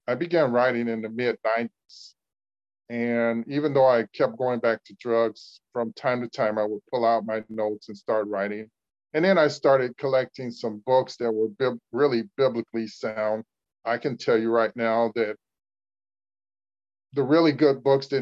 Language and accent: English; Cleveland, Ohio, United States; I was living in my hometown, Cleveland, Ohio.